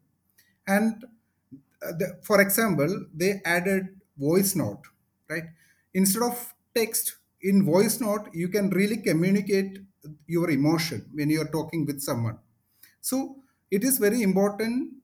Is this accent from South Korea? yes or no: no; Kochi, Kerala, India; I moved back to Kochi, my hometown